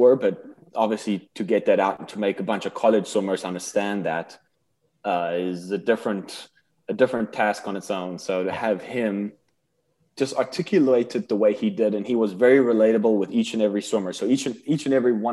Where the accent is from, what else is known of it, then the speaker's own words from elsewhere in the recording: South Africa; moved away; we're both South African boys